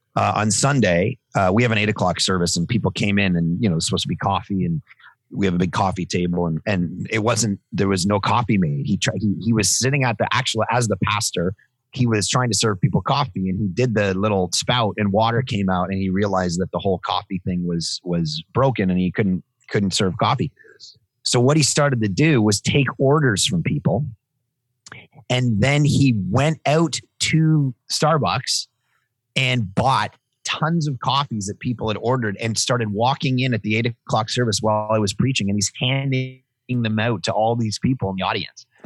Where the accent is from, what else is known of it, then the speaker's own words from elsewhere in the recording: Toronto, Ontario, Canada; moved away as an adult; now in Vancouver, Canada; Born, born and raised in Toronto, and then uh, last 15 years in Vancouver.